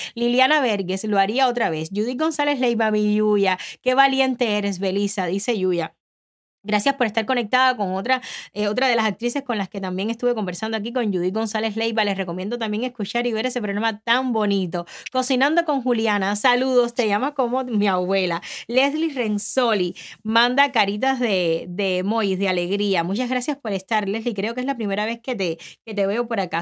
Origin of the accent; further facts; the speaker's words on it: Cuba; moved away as an adult; now in United States; Cuando yo salí de Cuba